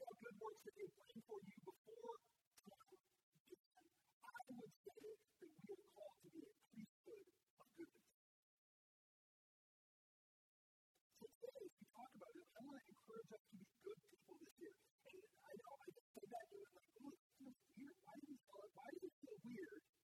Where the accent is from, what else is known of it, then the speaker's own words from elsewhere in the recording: North Dakota, United States; moved away as an adult; now in Arizona, United States; My wife and I grew up in Rome, North Dakota. We moved here 23 years ago.